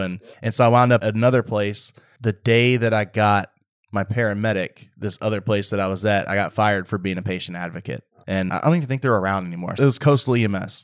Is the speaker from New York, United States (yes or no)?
no; Waller County, Texas, United States; growing up in Waller County, out there, all we had was E M S